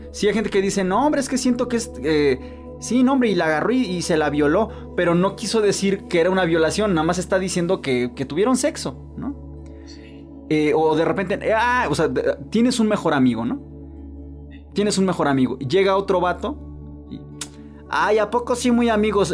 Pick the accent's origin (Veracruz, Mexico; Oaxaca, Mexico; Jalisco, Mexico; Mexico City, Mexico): Veracruz, Mexico; yo, por ejemplo, soy de Veracruz, que es un lugar muy alburero